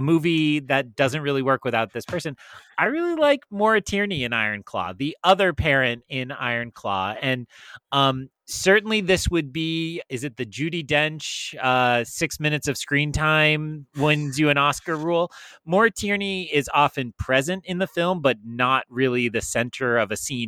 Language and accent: English; New England, United States; I'm from New England uh, and still live in New England